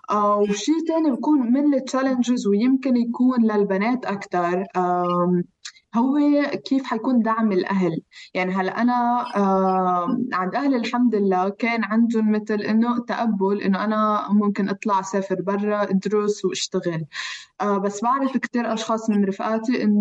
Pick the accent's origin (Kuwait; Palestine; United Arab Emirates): Palestine; now in Geneva, Switzerland; ففي ست لبنانيه آه، المهم انه عرفت انه انا فلسطينيه من من لهجتي شوي